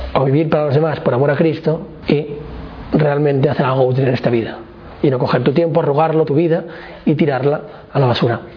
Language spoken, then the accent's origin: Spanish; Barcelona, Catalonia, Spain; nací en Barcelona